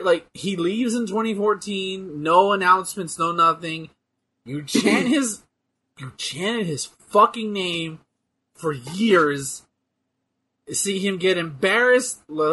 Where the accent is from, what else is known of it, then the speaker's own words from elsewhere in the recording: the South, United States; Yeah, I'm from the South